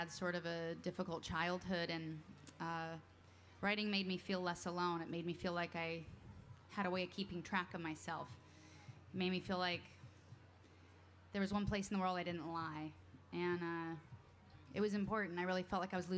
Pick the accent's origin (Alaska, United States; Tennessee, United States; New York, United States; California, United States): Alaska, United States; moved away; I grew up in Alaska